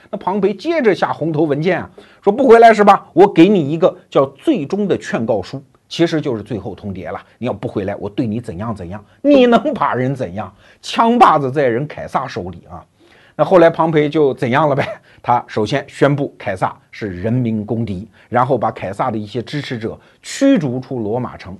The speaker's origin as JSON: {"language": "Chinese", "country": "China", "said": "我们中国人"}